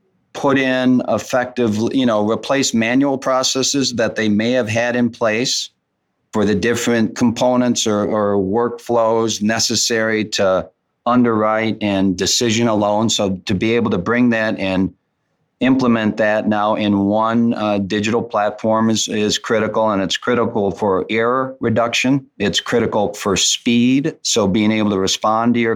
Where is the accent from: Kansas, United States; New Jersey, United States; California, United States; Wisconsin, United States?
Wisconsin, United States; I was born and raised in Wisconsin.